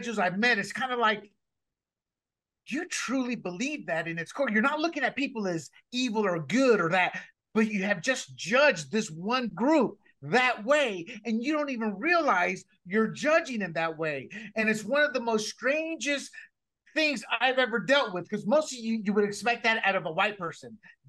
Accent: the South, United States; growing up in the South and coming from a mixed family

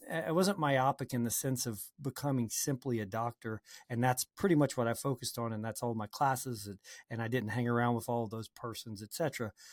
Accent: New Orleans, Louisiana, United States; I grew up in New Orleans, uh, well, actually in a suburb of New Orleans

